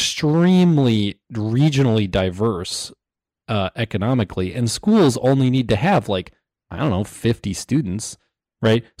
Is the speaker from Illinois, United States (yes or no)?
no; Madison, Wisconsin, United States; I'm from Madison, Wisconsin, which is like a somewhat affluent sort of highly educated city